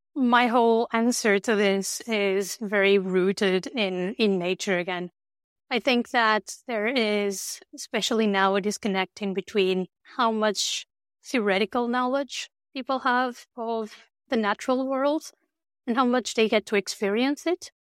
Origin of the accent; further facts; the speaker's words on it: north of Porto, Norte, Portugal; moved away; I grew up in the north of Portugal